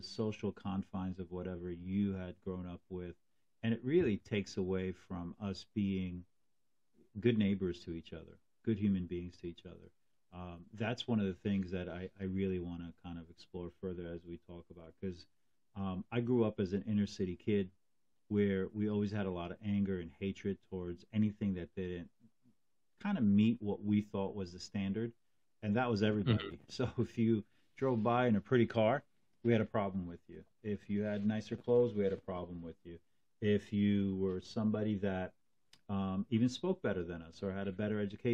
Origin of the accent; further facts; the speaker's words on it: Newark, New Jersey, United States; moved away as an adult; also born or lived in Morris County, New Jersey; I moved from Newark, New Jersey, and I went to live up in Morris County